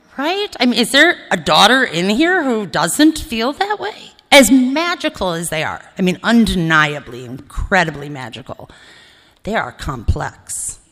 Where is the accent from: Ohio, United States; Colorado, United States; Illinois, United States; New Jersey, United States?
Ohio, United States; Cleveland; also born or lived in Ithaca, New York; now in Los Angeles, United States; So I grew up in Cleveland, Ohio, or spent my formative years in Ohio